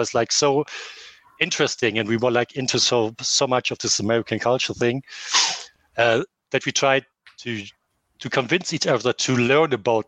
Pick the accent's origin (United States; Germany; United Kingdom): Germany; English is a second language; now in Leverkusen, Germany; Okay, I'm original. I'm from Germany. I moved up and down in Germany from like the middle part to up in the north part back to here.